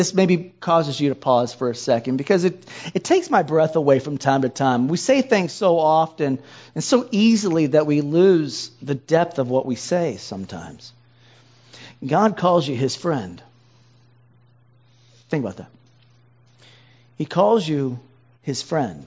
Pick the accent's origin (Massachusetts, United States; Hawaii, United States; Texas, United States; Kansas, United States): Hawaii, United States; moved away; I'm from Hawaii. And so we don't do snow